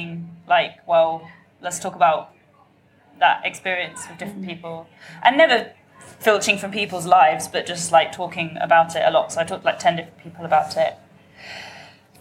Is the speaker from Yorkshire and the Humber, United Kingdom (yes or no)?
no; London, United Kingdom; growing up in London